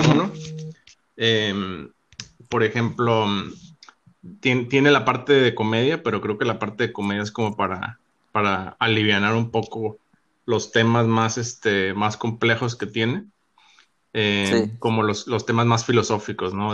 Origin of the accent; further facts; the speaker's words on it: Cabo San Lucas, Baja California Sur, Mexico; moved away as an adult; also born or lived in Monterrey, Mexico; now in Chicago, United States; Soy originario de Cabo San Lucas, México